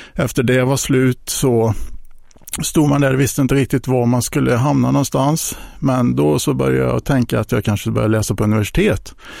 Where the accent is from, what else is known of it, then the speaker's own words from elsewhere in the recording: Hjo, Västra Götaland, Sweden; har växt upp i Jo, ehm, den största delen av mitt liv, eh, bott en liten period i Jönköping